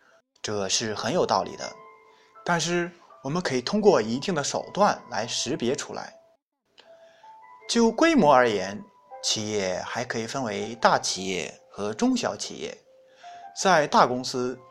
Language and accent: Chinese; China; 本事是中国人特有的词汇，也只有我们中国人才能明白其中的内涵。